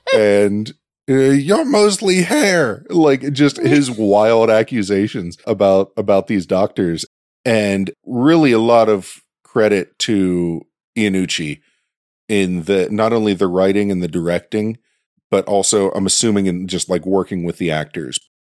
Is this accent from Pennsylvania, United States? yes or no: yes; Pittsburgh, Pennsylvania, United States; accent: Yinzer; my hometown